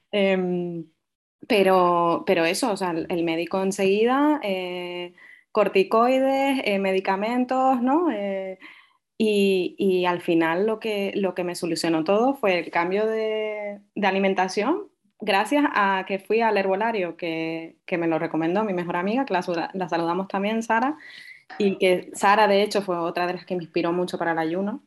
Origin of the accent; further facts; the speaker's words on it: Tenerife, Canary Islands, Spain; also born or lived in Fuerteventura; yo soy majorera, aunque no tenga acento y aunque nací en Fuerteventura, pero vivo en Tenerife desde pequeña